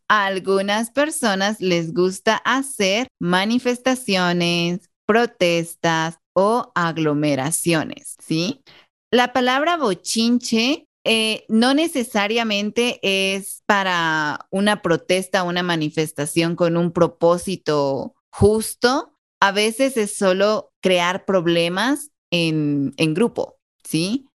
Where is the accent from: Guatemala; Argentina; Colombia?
Guatemala; los guatemaltecos